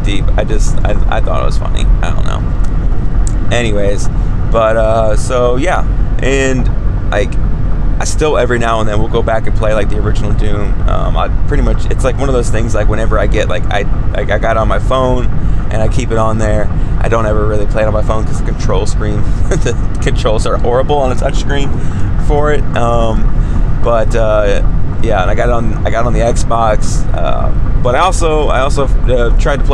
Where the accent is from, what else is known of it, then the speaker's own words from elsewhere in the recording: Savannah, Georgia, United States; a boy growing up in Savannah, Georgia